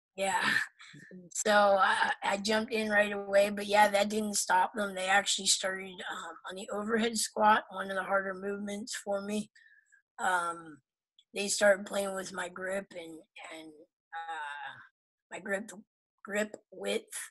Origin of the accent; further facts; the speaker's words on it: Pennsylvania, United States; moved away; I'm from Pennsylvania originally